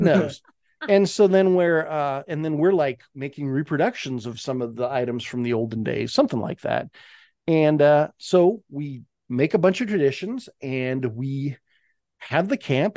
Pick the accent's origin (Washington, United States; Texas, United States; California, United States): Washington, United States; Spokane; I'm from Spokane